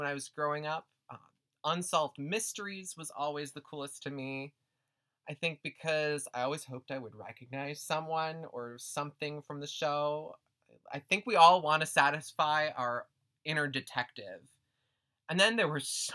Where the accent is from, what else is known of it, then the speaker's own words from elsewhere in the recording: Twin Cities, Minnesota, United States; I grew up just outside the Twin Cities here in Minneapolis and St. Paul